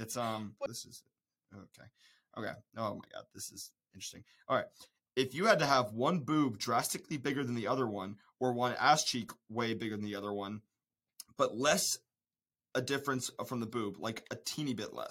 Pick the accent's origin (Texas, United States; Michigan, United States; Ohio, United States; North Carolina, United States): North Carolina, United States; Charlotte; I'm from Charlotte, North Carolina. I'm not a farm boy. I'm from the city.